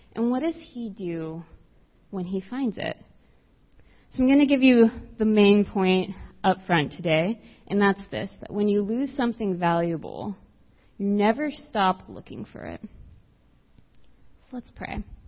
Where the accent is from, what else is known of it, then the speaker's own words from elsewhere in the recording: South Texas, United States; I grew up in South Texas, as far south as you could possibly go. And so I grew up right on the border of the United States and Mexico.